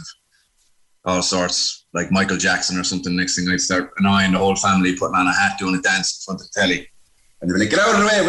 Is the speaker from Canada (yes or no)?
no; Cork, Munster, Ireland; also born or lived in New York, United States; I was actually born in New York, and. My folks had moved to New York to make a bit of dollar when that was the time to do it. And I popped out, and 9 years later, we came back to Cork. So we were living in Ballinlock.